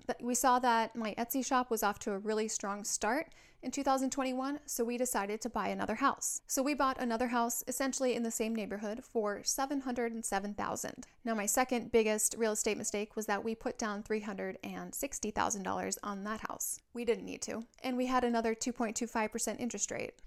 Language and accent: English; Minnesota, United States; now in San Diego, United States; My husband is from Hawaii and I am from Minnesota, but the military has landed us here